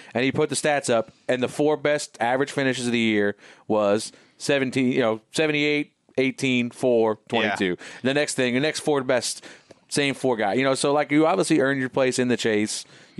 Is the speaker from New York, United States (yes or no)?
yes; Riverhead, New York, United States; I'm growing up around Riverhead Raceway.